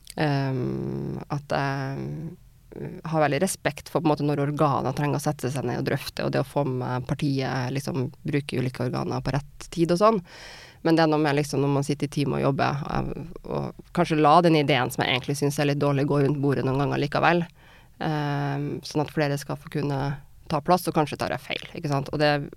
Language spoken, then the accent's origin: Norwegian; Trondheim, Trøndelag, Norway; moved away as an adult; also born or lived in Wales / Germany; Trondheim, da, hjembyen min